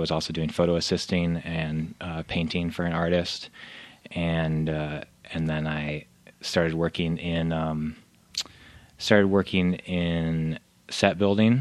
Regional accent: California, United States; moved away as an adult; also born or lived in New York; I'm originally from California

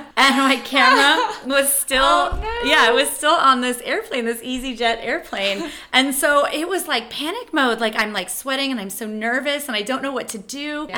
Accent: Texas, United States; I had been growing up in Texas

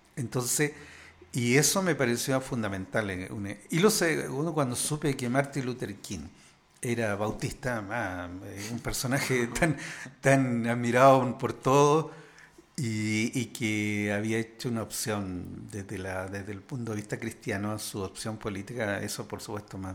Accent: Chile; yo vengo de Chile

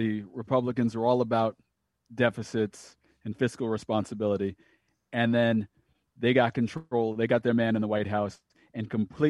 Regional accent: Long Island, New York, United States; born or raised there; also born or lived in Miami

